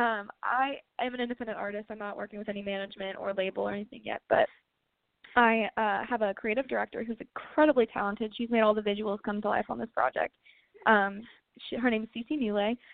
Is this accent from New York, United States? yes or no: no; Columbia, Missouri, United States; my hometown venue. It's called the Blue Note in Columbia, Missouri, and I grew up going to all my shows there